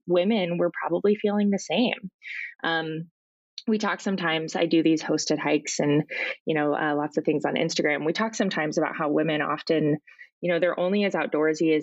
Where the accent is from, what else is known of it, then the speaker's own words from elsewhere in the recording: Portland, Oregon, United States; also born or lived in Alaska; I grew up down here in Portland